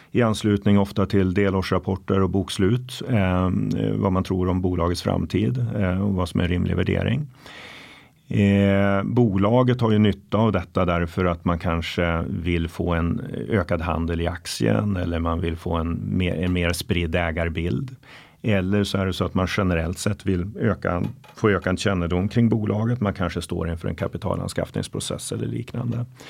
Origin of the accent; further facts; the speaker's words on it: Norrland, Sweden; moved away; Norrland, mina hemtrakter